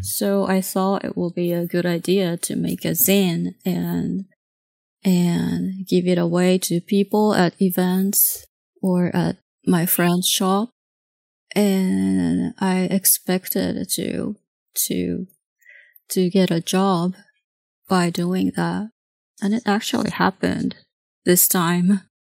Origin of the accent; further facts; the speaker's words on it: Tokyo, Japan; English is a second language; moved away as an adult; now in United States; I grew up in Tokyo until I was eleven